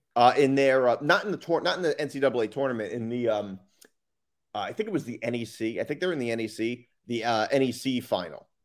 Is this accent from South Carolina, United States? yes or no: no; New Jersey, United States; I'm from New Jersey